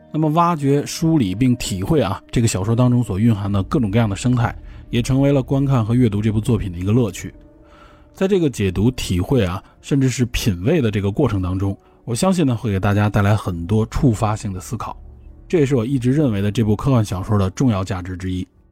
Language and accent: Chinese; Beijing, China; 我呢作为北京人